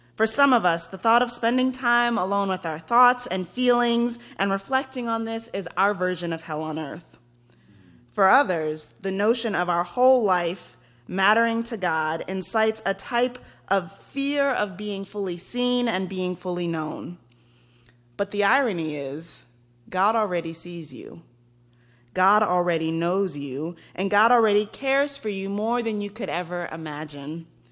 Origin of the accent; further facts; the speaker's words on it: Texas, United States; I am from Texas